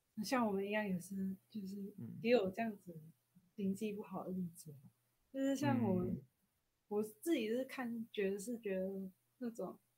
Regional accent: Malaysia; now in Taiwan; 不敢回去马来西亚，就是待会的寒假就不敢回去

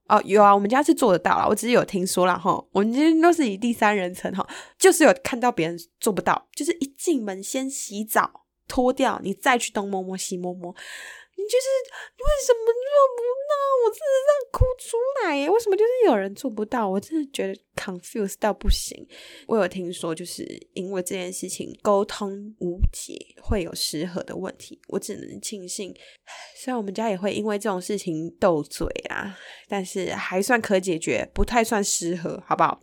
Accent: Taiwan; 我们台湾人

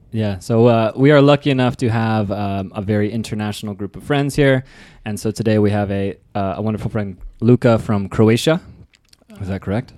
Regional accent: Nevada, United States; moved away; my home state.

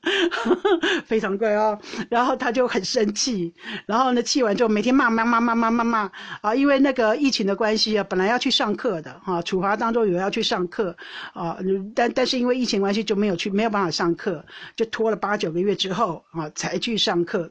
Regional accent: Taiwan; now in Netherlands; 我们台湾人

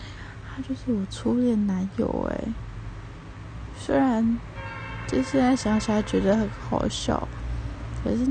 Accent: Taipei, Taiwan; also born or lived in Tainan; 但是我是台北人，

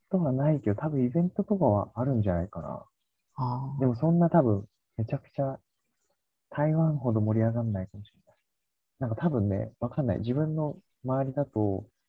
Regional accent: Japan; うちの地元の日本の小学校

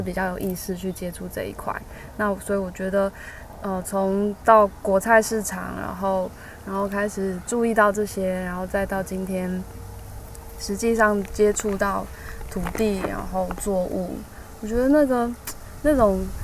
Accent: Taipei, Taiwan; 我从小都在台北长大

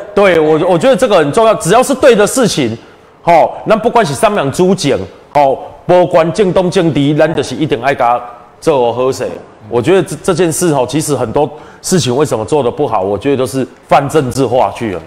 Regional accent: Taiwan; 我们台湾人是北输人啦。

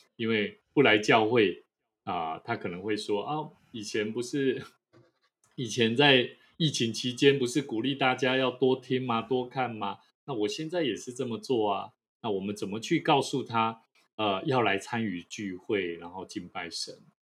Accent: Taiwan; 是台湾的哈，台湾的

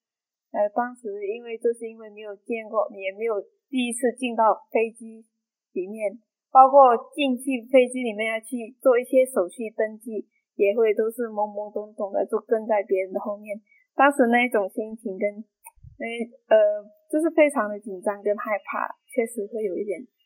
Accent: Myanmar; moved away as an adult; also born or lived in Taiwan; now in Chiayi, Taiwan; 我是来自缅甸的法师。

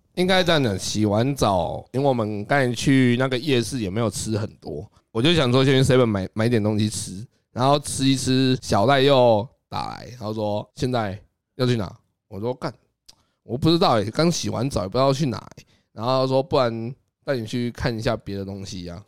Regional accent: Taiwan; 我是丢台湾人的脸

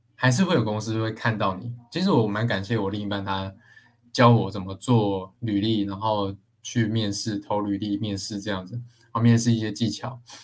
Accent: Taichung, Taiwan; 我是台中人嘛，那台中就有很多这种工厂啊

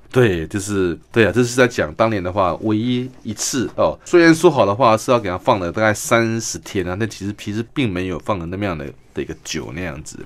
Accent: Kinmen, Fujian Province, Taiwan; 我小时候在住在金门

